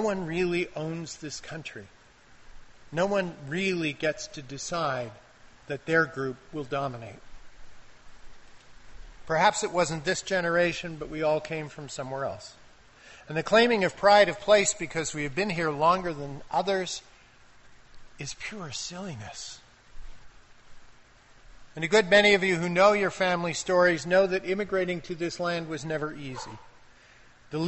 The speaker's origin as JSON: {"language": "English", "country": "Canada"}